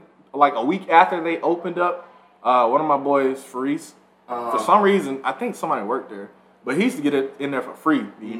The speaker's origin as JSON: {"language": "English", "town": "Atlanta", "region": "Georgia", "country": "United States", "tie": "born or raised there", "said": "growing up in Atlanta."}